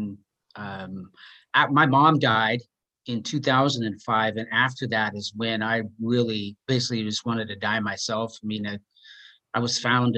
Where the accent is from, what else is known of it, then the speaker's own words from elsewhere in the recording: Seattle, Washington, United States; growing up in Seattle